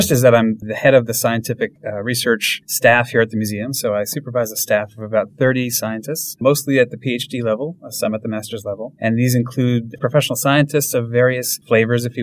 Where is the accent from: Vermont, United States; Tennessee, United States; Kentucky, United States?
Vermont, United States; I grew up in Vermont